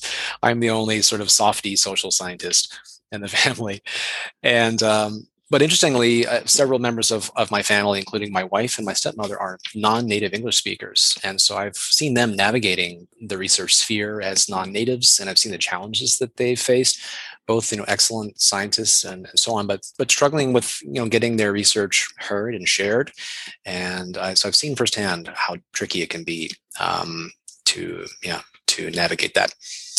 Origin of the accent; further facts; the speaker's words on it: Canada; also born or lived in United States / Germany / Australia; I'm originally Canadian. I've lived in the United States, Germany, Australia.